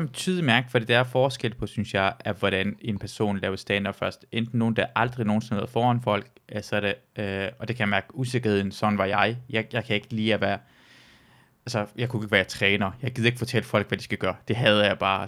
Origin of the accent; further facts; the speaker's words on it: Jutland, Denmark; also born or lived in Iran; kommer jeg fra altså, Jylland